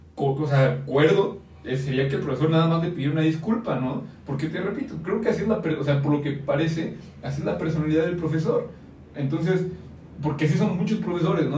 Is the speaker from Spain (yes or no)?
no; Mexico; nosotros como mexicanos